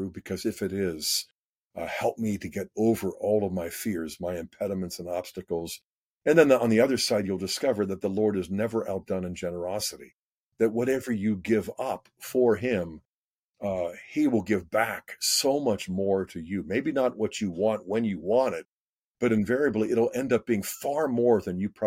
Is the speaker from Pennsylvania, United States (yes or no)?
yes; Pittsburgh, Pennsylvania, United States; I grew up in Pittsburgh, so I'm part of the Ohio Valley as well